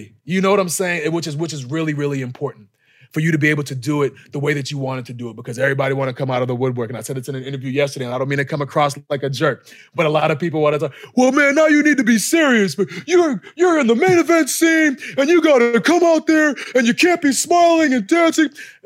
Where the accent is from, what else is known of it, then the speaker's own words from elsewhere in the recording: Boston, Massachusetts, United States; moved away; in Boston, my hometown, like my backyard